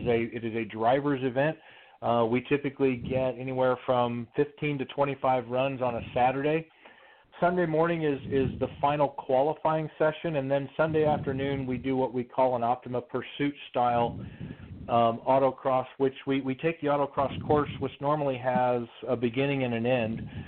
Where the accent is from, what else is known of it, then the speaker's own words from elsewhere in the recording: Midwest, United States; Growing up, I grew up in the Midwest